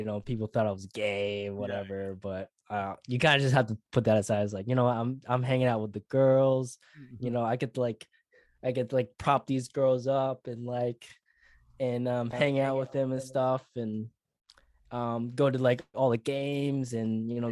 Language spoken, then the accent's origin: English; Sioux Falls, South Dakota, United States; now in Queensland, Australia; I was born in Sioux Falls, South Dakota, born and bred